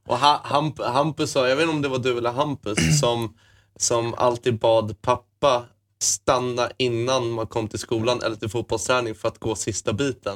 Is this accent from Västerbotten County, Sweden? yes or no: no; Malmö, Skåne, Sweden; also born or lived in Åkarp; när vi bodde i Malmö när vi var små på Lindängen